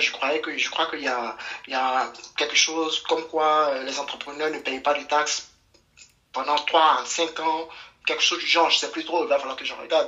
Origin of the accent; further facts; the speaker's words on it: Côte d’Ivoire; chez nous en Côte d'Ivoire